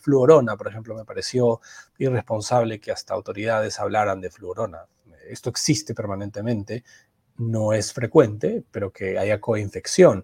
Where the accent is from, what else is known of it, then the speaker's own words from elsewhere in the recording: Peru; nuestra variante peruana